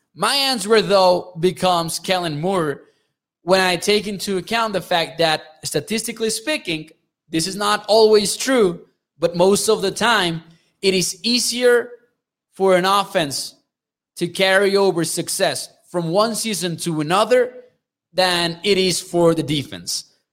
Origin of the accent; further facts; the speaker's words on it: Mexico; I'm from Mexico